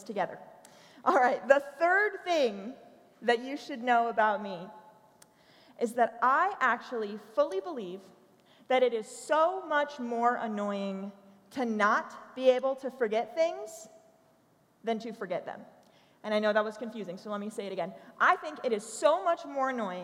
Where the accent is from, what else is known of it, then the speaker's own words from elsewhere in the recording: Maryland, United States; accent: Baltimoreese; also born or lived in Tennessee; I was actually born and raised in Maryland.